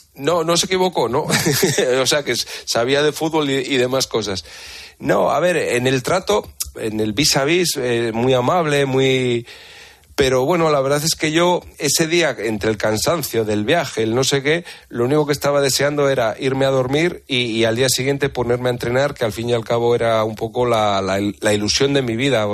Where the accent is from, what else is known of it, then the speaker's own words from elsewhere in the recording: Santander, Cantabria, Spain; yo me marcho a mi casa a Santander, me buscaré trabajo y seguiré jugando al fútbol con el Velarde o con el equipo de mi pueblo